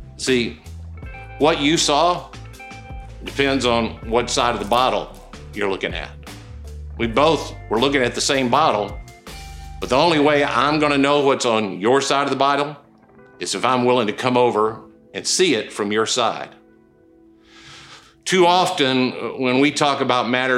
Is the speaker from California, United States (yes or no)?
no; Okolona, Mississippi, United States; moved away; I was born in Okolona, Mississippi